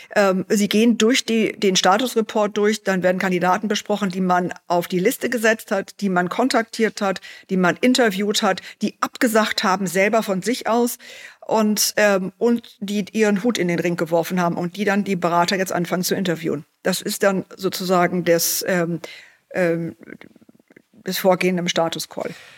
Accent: Germany; bei uns in Deutschland

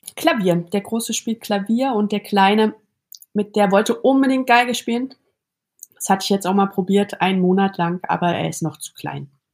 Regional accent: Berlin, Germany; now in Zurich, Switzerland; ich bin im Neubaublock aufgewachsen am Rand von Berlin

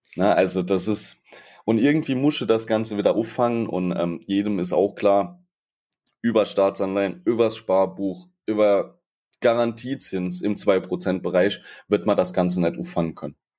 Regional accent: Saarland, Germany; bei uns im Saarland

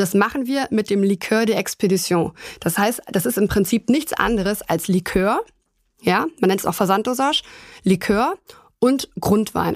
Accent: Germany; bei uns in Deutschland kennt man natürlich vornehmlich die Sektflöten

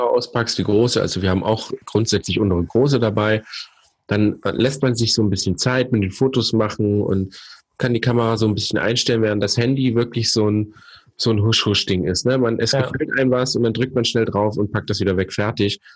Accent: East Germany, Germany; wir sind gebürtige Ossis

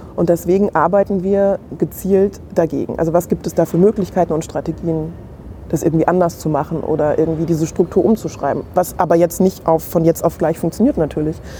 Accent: Main-Kinzig-Kreis, Hesse, Germany; also born or lived in Hanau; ich bin in Hanau geboren und bin aber nicht direkt in Hanau groß geworden, sondern so wirklich klassisch mein Kinzig-Kreis

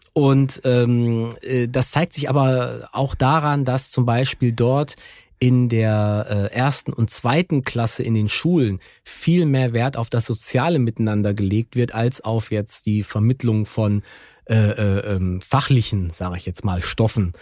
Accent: Germany; bei uns in Deutschland

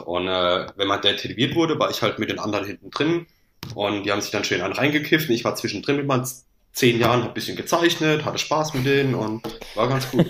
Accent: Landau, Rhineland-Palatinate, Germany; ich komme aus Landau in der Pfalz, bei Karlsruhe Mannheim die Ecke

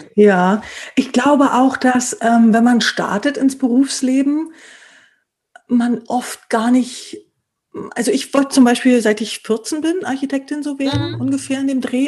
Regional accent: East Germany, Germany; bin ja selbst aufgewachsen im Osten

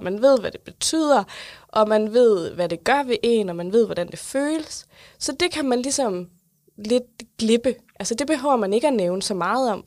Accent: South Jutland, Southern Denmark, Denmark; now in Funen, Denmark; Jeg er opvokset i Sønderjylland, bor nu på Fyn

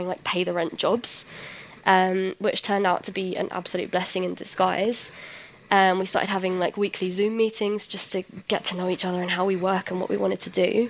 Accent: London, United Kingdom; first language English; moved away as an adult; now in Berlin, Germany; So I am from London, I moved here about 4 years ago

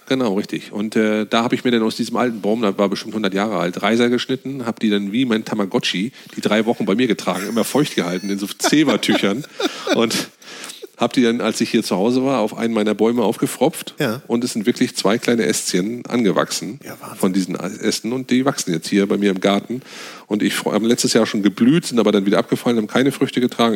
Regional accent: Northern Germany, Germany; wir als Norddeutsche

